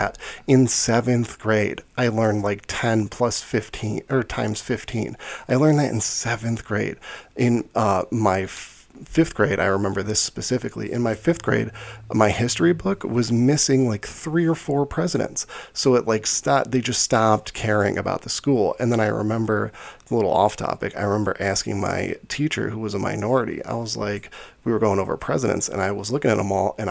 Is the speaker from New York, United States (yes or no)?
no; Chicago, Illinois, United States; I came from Chicago Public School. I went to Chicago Public School from 5th grade to 8th grade